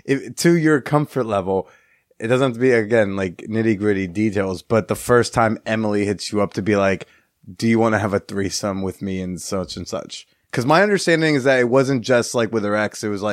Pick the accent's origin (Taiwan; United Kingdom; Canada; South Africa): United Kingdom; London; no big deal, but I grew up in London, so it's a big deal?